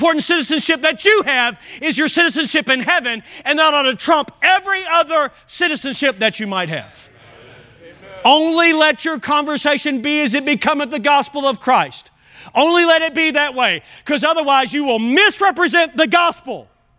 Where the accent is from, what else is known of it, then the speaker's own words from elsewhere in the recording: Kentucky, United States; accent: Kentucky; Now, I've kind of camouflaged even my Kentucky accent, but every now and then it'll come out and you'll tell that I'm not even from here.